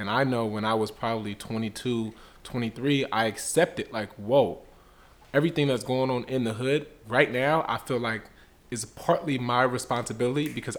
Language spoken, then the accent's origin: English; Richmond, California, United States; moved away as an adult; also born or lived in Washington, D.C. / New York; Yes, my brother's … We're both born and raised in Richmond, California.